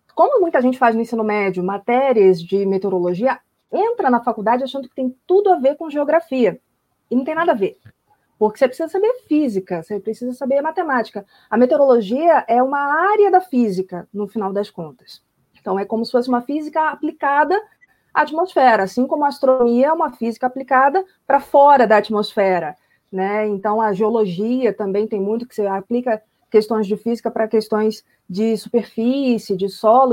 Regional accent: Rio de Janeiro, Brazil; moved away; fiz curso técnico de meteorologia no ensino médio, lá no Rio de Janeiro. Tem a, o Cefet, né, que é o Centro Federal de Educação Tecnológica, o Rio, de onde eu venho

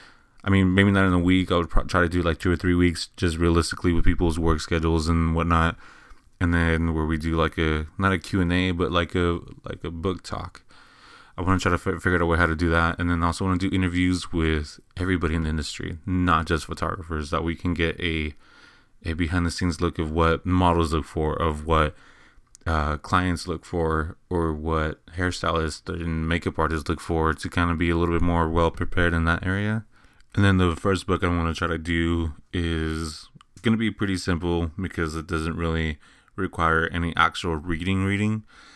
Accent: Eagle Pass, Texas, United States; now in San Antonio, United States; I came from Eagle Pass, Texas. I moved to San Antonio, Texas, about, I want to say, 6-7 years ago.

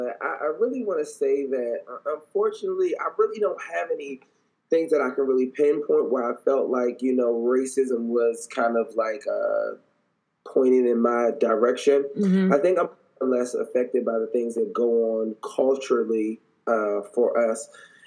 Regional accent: Washington, District of Columbia, United States; I'm from Washington, D.C. I've always been from Washington, D.C.

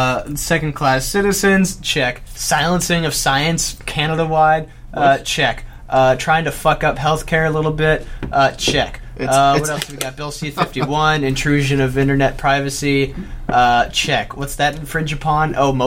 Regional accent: Netherlands; I'm from Holland, so I've got a Dutch citizenship.

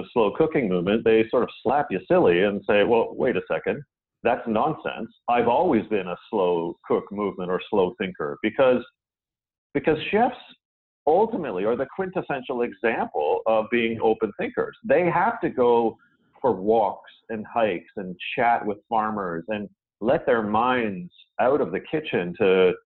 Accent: Canada; I, being Canadian

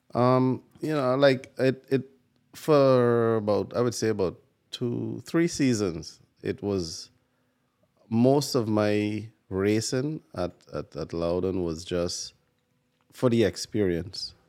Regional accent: Guyana; now in New York, United States; I'm from Guyana

